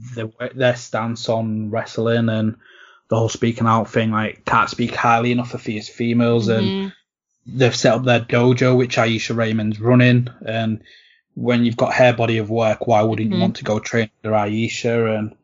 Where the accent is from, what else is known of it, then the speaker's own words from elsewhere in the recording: England, United Kingdom; despite me being English